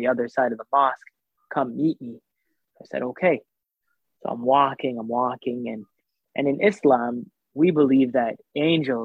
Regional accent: Canada; also born or lived in Saudi Arabia; we lived in Saudi Arabia up until I was about maybe like 7 or 8. And then we immigrated to Canada.

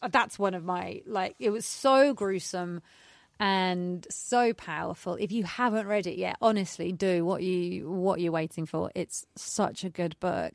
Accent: United Kingdom; we are British

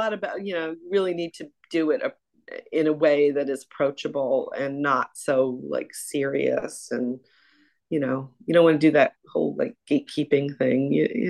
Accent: Ithaca, New York, United States; also born or lived in Boston; now in Fairfield, United States; I grew up in upstate New York. So I grew up in Ithaca, not far from, about an hour from Syracuse.

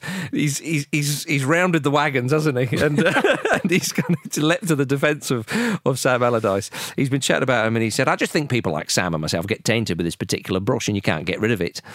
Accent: England, United Kingdom; as an Englishman

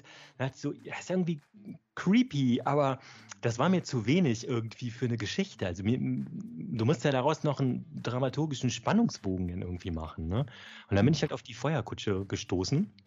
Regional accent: Erftstadt, North Rhine-Westphalia, Germany; also ich komme aus Erftstadt, das ist so im Speckgürtel von Köln.

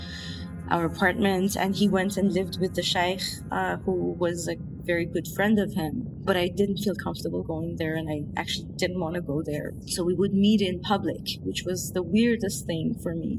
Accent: Iran; moved away as an adult; also born or lived in India; now in Toronto, Canada; I moved away from Iran. I left Iran when I was 23, alone to India.

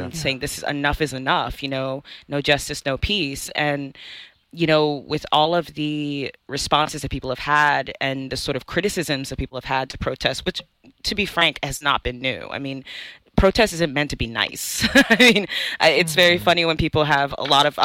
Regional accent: United States; also born or lived in Nigeria; I'm a Nigerian American. I came here as a young kid. And so essentially I did grow up, you know, again, as a Black person in America

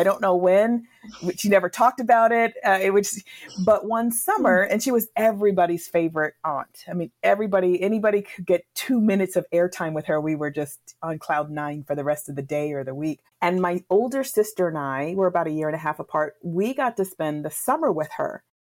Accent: New England, United States; So I grew up in the Northeast region of the United States. That region is called New England.

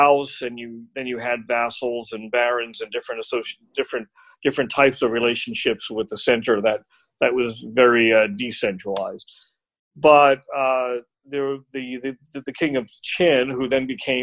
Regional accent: United States; I'm American

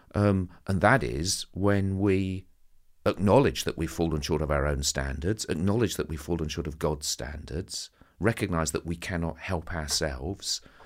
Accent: Southend-on-Sea, East of England, United Kingdom; I'm a boy from Southend

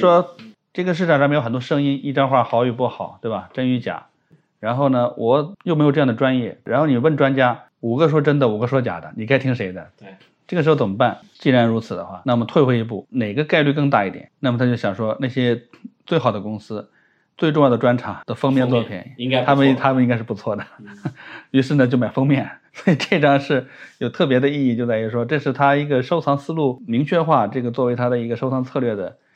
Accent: China; 我们中国人

